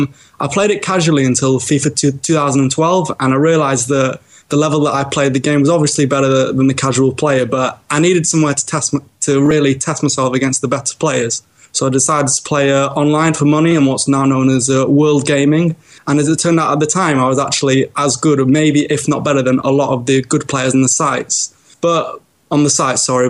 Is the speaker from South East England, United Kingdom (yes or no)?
no; Birmingham, West Midlands, United Kingdom; I was born in Birmingham